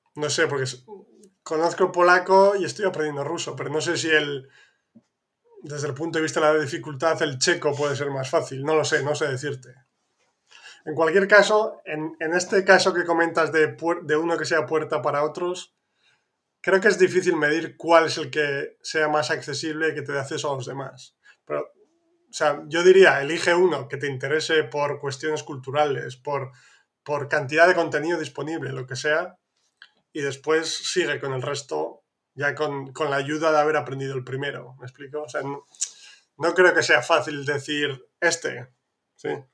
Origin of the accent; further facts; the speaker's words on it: northern Spain, Spain; de donde soy yo, que es más al norte de España